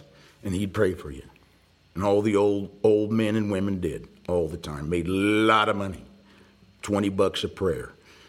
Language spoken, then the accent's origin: English; Atlanta, Georgia, United States; he was an Episcopal priest, and that's where I grew up in Atlanta. He was a church in Atlanta called St. Luke's.